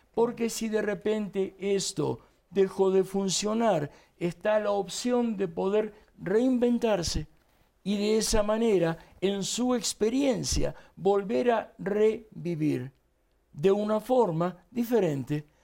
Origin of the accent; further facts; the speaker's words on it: Argentina; accent: Argentine; moved away as an adult; now in Mexico; yo soy nacido en Argentina